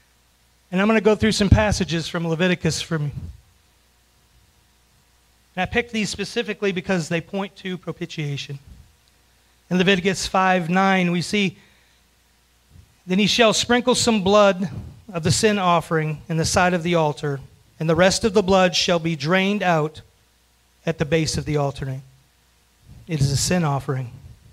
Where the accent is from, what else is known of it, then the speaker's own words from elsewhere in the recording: Florida, United States; now in Kentucky, United States; I moved here from Florida. And in Florida, we don't have a whole lot of skunks.